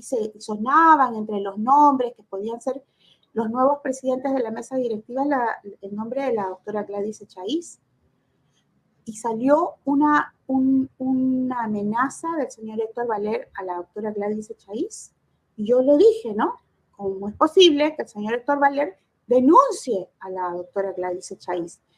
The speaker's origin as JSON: {"language": "Spanish", "country": "Peru", "said": "creo que somos los peruanos cuando pagamos"}